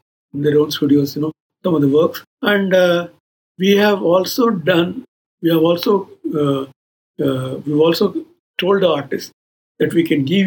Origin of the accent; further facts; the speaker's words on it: Bangalore, Karnataka, India; moved away as an adult; also born or lived in Mysore / Chennai; I am from Bangalore, Karnataka, Kannada-speaking Brahmin.